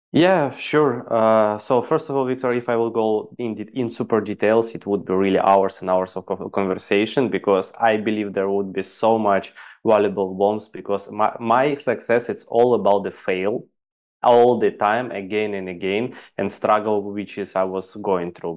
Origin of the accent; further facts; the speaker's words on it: Ukraine; English is a second language; moved away as an adult; also born or lived in Dubai; I'm basically from Ukraine and I went to Dubai to earn some